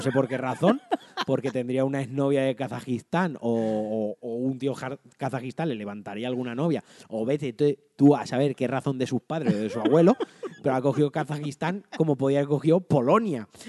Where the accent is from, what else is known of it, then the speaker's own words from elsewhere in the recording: Valencian Community, Spain; me toca directamente como valenciano